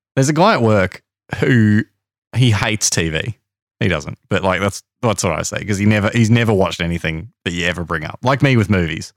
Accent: Australia; I am Australian

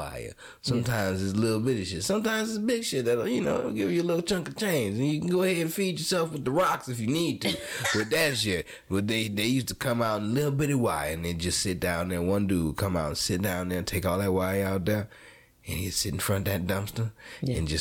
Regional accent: New Orleans, Louisiana, United States; I grew up in New Orleans doing electrical

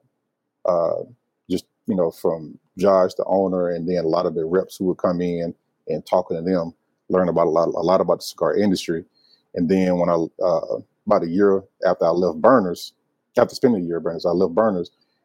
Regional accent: Alabama, United States; also born or lived in Georgia / Nashville, Tennessee; now in Charlotte, United States; So I was born in Georgia. I was raised in Alabama.

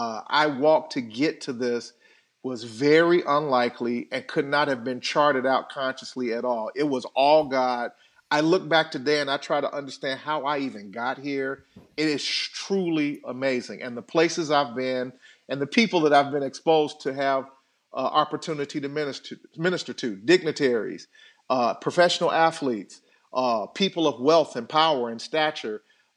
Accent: Chicago, Illinois, United States; I was bullied as a kid growing up on the South Side of Chicago. Had my lunch money taken from me going back and forth home from school.

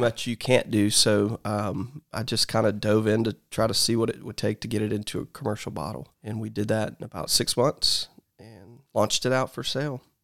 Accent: Columbus, Georgia, United States; I was born in Columbus, Georgia.

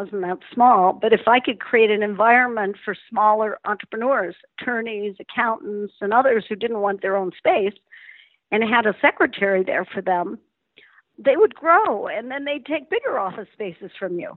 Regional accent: Denver, Colorado, United States; I grew up in Denver, Colorado. Spectacular place to live and grow up. It's where I'm still centered.

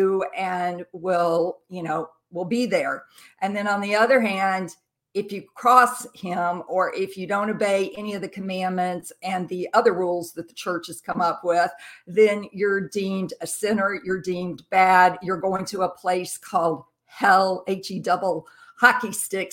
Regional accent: Jackson, Mississippi, United States; also born or lived in Camp Lejeune, North Carolina; now in New Bern, United States; I grew up in Jackson, Mississippi

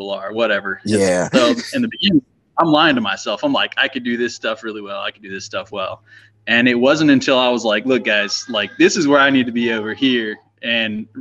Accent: Crestview, Florida, United States; growing up in Little Crestview

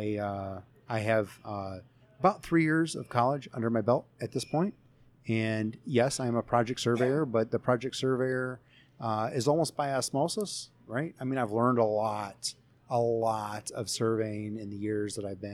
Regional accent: Chicago, Illinois, United States; also born or lived in Florida; I am from the Chicagoland area

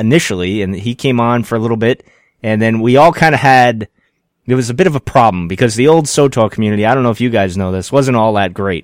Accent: Rhode Island, United States; I'm from Rhode Island

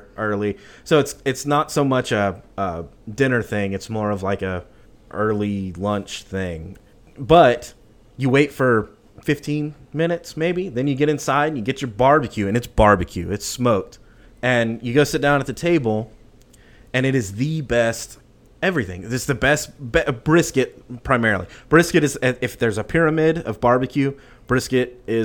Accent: Austin, Texas, United States; I'm from Austin.

